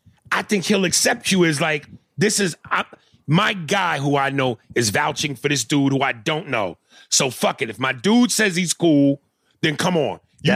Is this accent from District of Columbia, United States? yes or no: no; Clinton, Mississippi, United States; now in Springfield, United States; I'm originally from Clinton, Mississippi, but I now live in Springfield, Ohio.